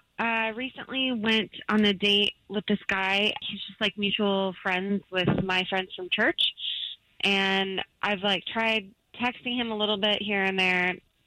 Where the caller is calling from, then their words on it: Casselberry, Florida, United States; Hey, I'm calling from Castleberry.